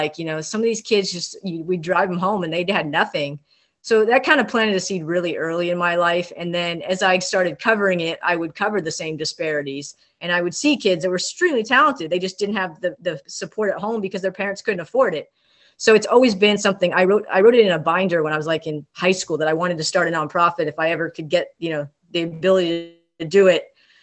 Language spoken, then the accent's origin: English; Ventura, California, United States; I grew up in Southern California, Ventura, California. Shout out to the 805